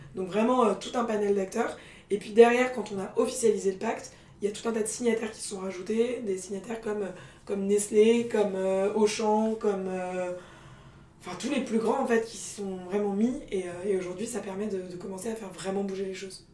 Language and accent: French; Paris, Île-de-France, France; also born or lived in England / Scandinavia / Norway; j'ai grandi à Paris euh, et j'étais été euh, confrontée aux, bobos parisiens euh, toute ma jeunesse